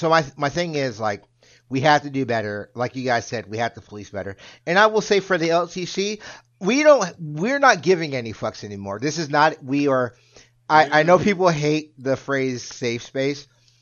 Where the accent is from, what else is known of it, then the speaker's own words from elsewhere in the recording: Jacksonville, Florida, United States; When I was growing up in Jacksonville is a port city. We have a military base.